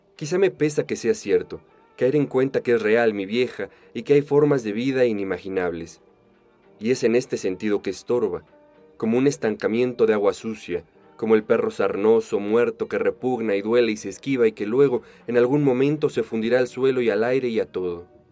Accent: Mexico; como mexicano el tono de Rulfo tan cantarín se te pega en tres patadas

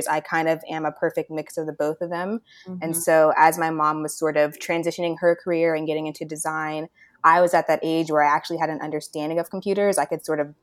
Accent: Orlando, Florida, United States; moved away as an adult; now in Cleveland, United States; I was actually born and raised in Orlando, Florida

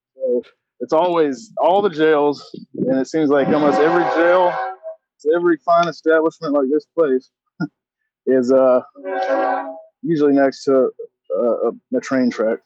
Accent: Augusta, Georgia, United States; I grew up in Augusta, Georgia

